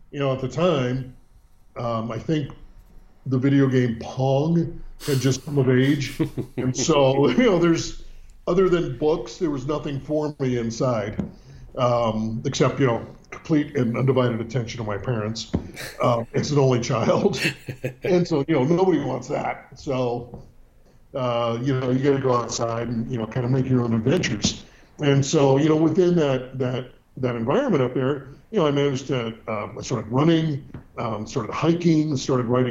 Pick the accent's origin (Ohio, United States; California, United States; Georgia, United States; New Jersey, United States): California, United States; Northern; also born or lived in San Francisco, California / Sebastopol, California; Born and raised in Northern California, which is much different than Southern California and San Diego. But born in the city.